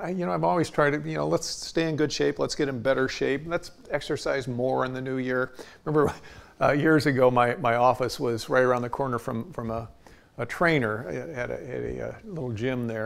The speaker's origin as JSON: {"language": "English", "country": "United States", "said": "I'm an American"}